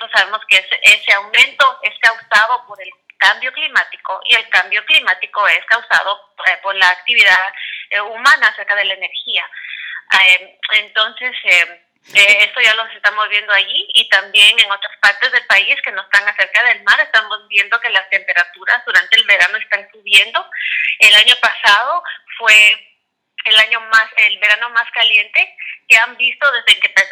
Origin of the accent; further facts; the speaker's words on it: Quiché, Guatemala; yo soy de Guatemala y cuando, era, cuando yo era muy chiquita vivíamos en un lugar que se llama Quiché y era un lugar bello, eh, con mucha naturaleza increíble.